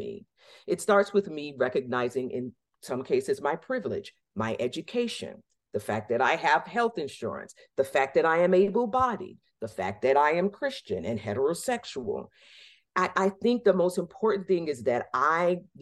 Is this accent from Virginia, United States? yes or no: yes; Norfolk, Virginia, United States; moved away as an adult; now in Massachusetts, United States; I was born in Norfolk Community Hospital in 1969